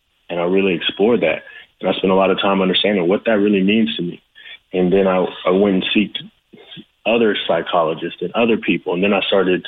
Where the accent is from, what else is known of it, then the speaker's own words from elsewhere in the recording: the Valley, California, United States; as a young kid, you know, growing up in the Valley in California